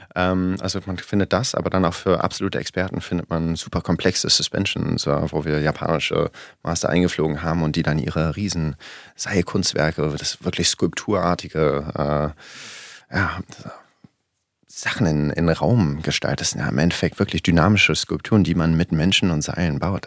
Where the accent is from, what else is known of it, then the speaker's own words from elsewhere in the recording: Berlin, Germany; Ich bin in Berlin groß geworden